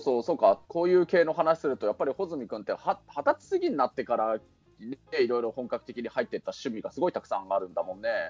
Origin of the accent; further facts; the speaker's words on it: Kunitachi, Tokyo, Japan; 僕の実家のある国立